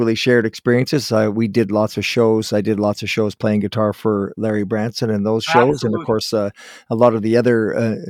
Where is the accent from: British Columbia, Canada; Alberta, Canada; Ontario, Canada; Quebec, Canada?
Ontario, Canada; Guelph; You went to my hometown. You went to Guelph